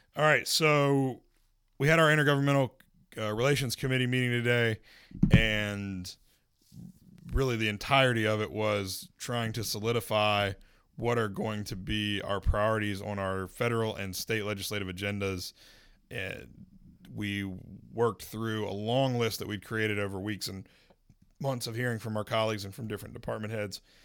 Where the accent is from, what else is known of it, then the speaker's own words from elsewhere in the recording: Winston-Salem, North Carolina, United States; moved away; My hometown, City of Winston-Salem